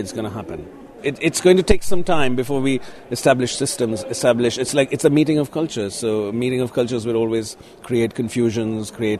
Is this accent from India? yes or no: yes; Mumbai, Maharashtra, India; growing up in Bombay in a slightly popular area outside Bombay in a suburb